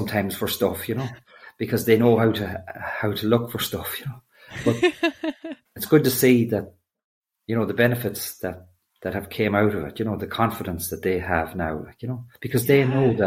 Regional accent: Leitrim, Connacht, Ireland; I'm a farmer from Leitrim

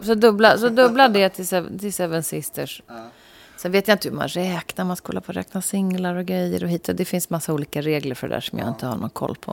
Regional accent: Sweden; vi svenskar

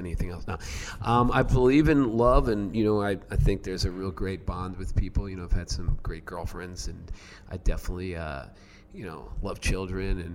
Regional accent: New York City, New York, United States; I'm from Queens, New York

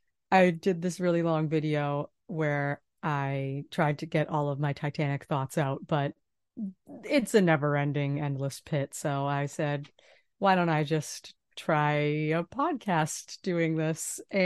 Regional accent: Boston, Massachusetts, United States; I'm from Boston.

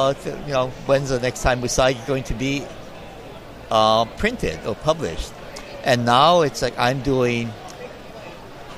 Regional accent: Hawaii, United States; I grew up in Hawaii, and right down the street was the Okapuhulu Theater

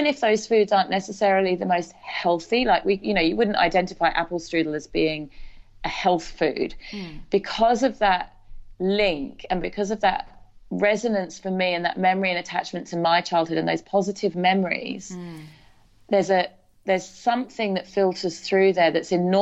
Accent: English countryside, England, United Kingdom; moved away as an adult; also born or lived in Newtown, Sydney, Australia; now in Australia; I grew up in the English countryside

